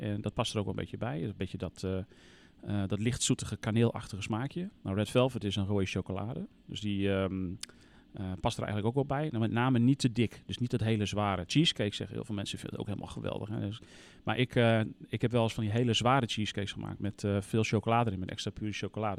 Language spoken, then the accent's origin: Dutch; Groningen, Netherlands; wat dat betreft ben ik echt een Groninger